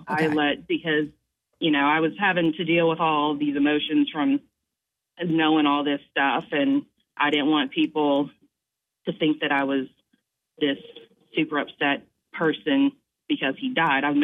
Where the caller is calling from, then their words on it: Moncks Corner, South Carolina, United States; I'm calling from Moncks